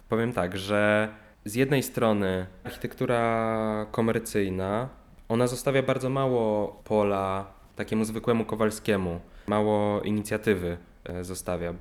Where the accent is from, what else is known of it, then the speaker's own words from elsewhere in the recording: Olsztyn, Warmian-Masurian Voivodeship, Poland; moved away as an adult; now in Warsaw, Poland; w mieście, które nie jest moim miastem y, rodzinnym, bo ja pochodzę z Olsztyna i przeprowadziłem się tutaj na studia